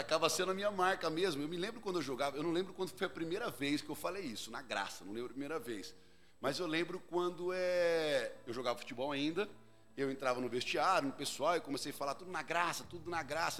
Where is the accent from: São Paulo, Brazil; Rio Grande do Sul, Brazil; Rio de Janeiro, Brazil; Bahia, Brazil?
São Paulo, Brazil; Jundiaí; Eu sou jundiaiense. Uhum. Nasci aqui em Jundiaí, pertinho daqui. E nós somos uma, fomos criados numa família bem bem, bem pobre mesmo